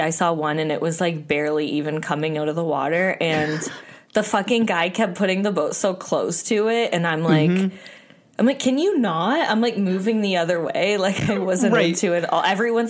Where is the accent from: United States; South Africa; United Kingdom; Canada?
Canada; I'm from Canada